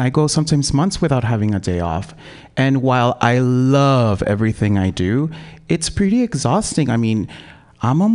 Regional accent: Los Angeles, California, United States; moved away as an adult; now in San Francisco Bay Area, United States; I am originally from South Central

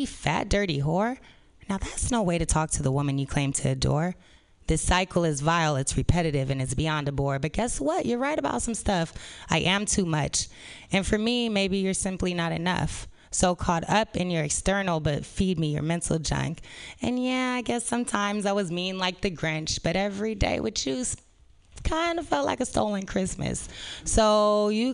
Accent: San Francisco, California, United States; I was born and raised in San Francisco

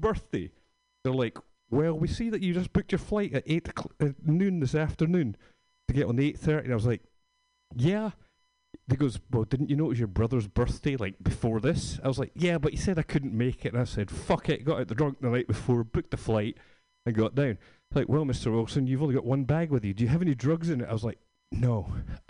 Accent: Scotland, United Kingdom; moved away; I'm from Scotland

